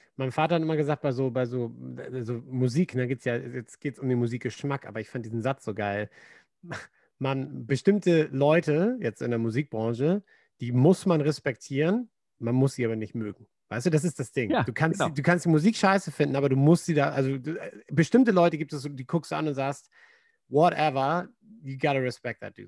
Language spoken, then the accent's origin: German; Germany; moved away; Als Deutscher